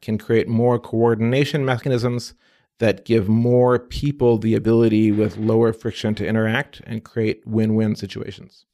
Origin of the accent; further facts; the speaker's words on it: Midwest, United States; also born or lived in Egypt; I'm an immigrant kid, born in Egypt, age of three, came to the U S. My folks, exchange students, grew up about as American as American can be. Midwest boy, cornfields, U